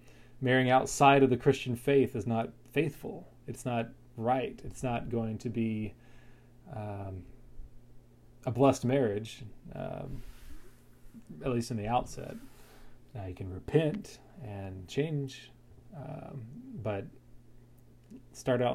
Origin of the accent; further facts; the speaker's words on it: North Carolina, United States; moved away as an adult; now in Florida, United States; I moved from North Carolina, where I grew up, to Florida to take a job